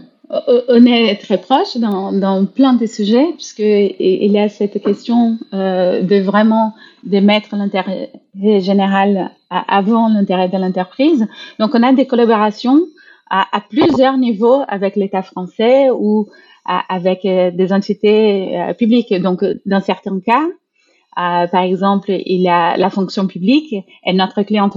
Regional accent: Brazil; moved away; je suis brésilienne

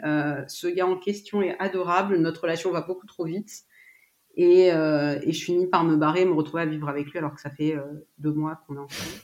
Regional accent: Paris region, Île-de-France, France; Je suis née en France, en région parisienne

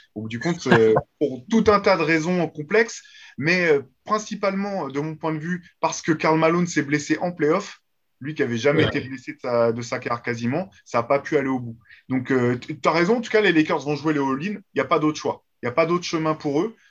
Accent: France; nous, en tant que Français

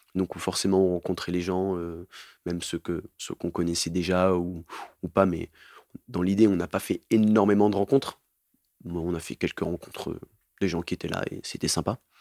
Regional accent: Montpellier, Occitania, France; je viens de Montpellier

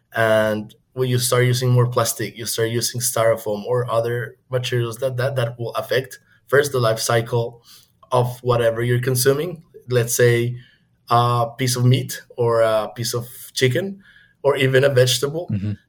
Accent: Bogotá, Colombia; moved away as an adult; also born or lived in China; now in United States; I am from Bogota, Colombia. So, I moved to the US in 2016

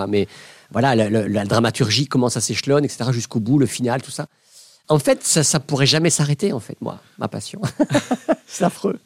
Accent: Belgium; Je venais de Belgique

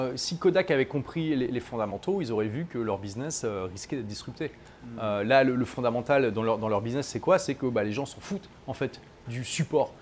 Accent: France; moved away as an adult; also born or lived in London / Dubai; ça fait 7 ans que j'ai quitté mon pays natal, la France

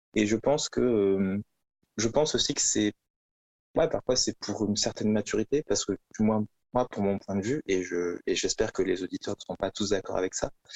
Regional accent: Toulouse, Occitania, France; moved away as an adult; also born or lived in Valencia, Spain / Paris; je, viens de, Toulouse

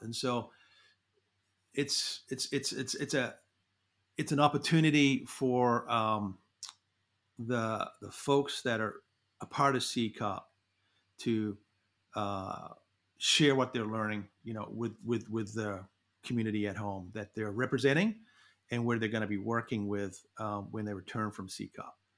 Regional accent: New Zealand; moved away as an adult; now in United States; I grew up in New Zealand, went to university there

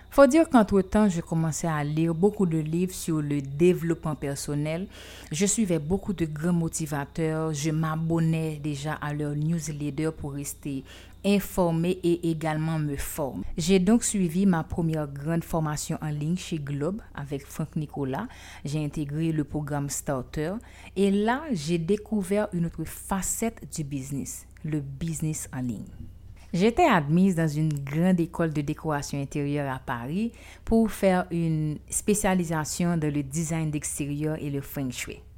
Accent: Haiti; je suis haïtienne.

